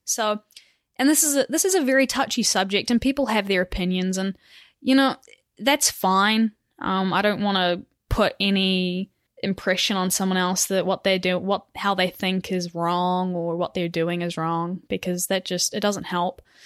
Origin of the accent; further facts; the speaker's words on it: Auckland, New Zealand; moved away as an adult; now in United States; I'm from Auckland, New Zealand, far away, and I race for Butcher Buck Cycling